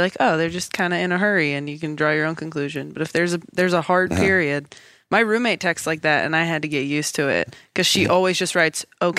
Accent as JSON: {"language": "English", "town": "Temecula", "region": "California", "country": "United States", "tie": "born or raised there", "said": "I grew up in Temecula."}